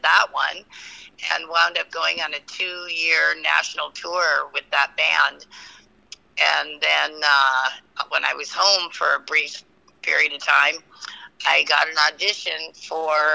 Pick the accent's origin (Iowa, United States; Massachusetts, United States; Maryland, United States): Massachusetts, United States; I was born in Massachusetts